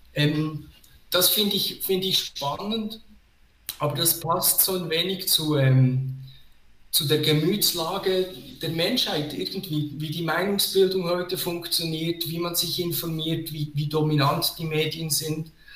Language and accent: German; Switzerland; als Schweizer Bürger